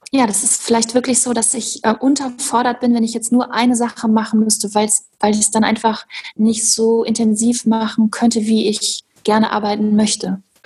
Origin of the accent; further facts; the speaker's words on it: Hochsauerlandkreis, North Rhine-Westphalia, Germany; ich bin im Hochsauerlandkreis groß geworden